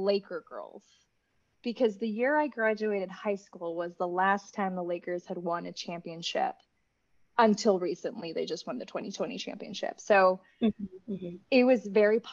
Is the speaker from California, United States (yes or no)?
yes; Los Angeles, California, United States; also born or lived in Boston; I'm born and raised in Los Angeles.